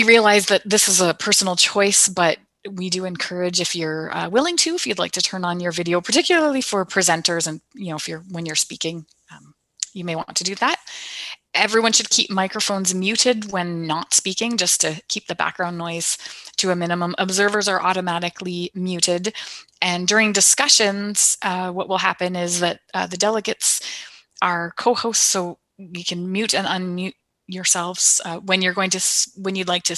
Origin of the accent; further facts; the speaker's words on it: Canada; I am from Canada